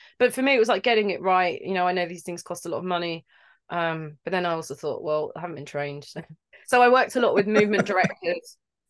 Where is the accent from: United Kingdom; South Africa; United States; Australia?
United Kingdom; London; I'm from London. I trained, and they try and kick that accent out of you, right? So my accent isn't quite, yeah.